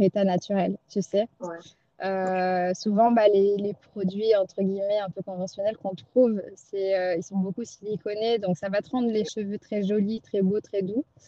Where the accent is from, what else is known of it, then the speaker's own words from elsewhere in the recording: Pondicherry, Puducherry, India; moved away; je repars à Pondichéry, dans ma ville natale